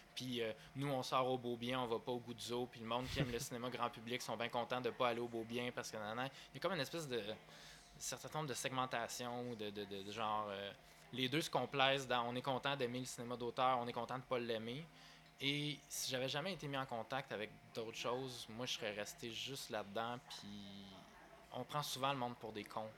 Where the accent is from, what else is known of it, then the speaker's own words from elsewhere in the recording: Sherbrooke, Quebec, Canada; also born or lived in Victoriaville, Quebec; moi, je suis natif de Victoriaville, dans les Bois-Francs. Puis à 10 ans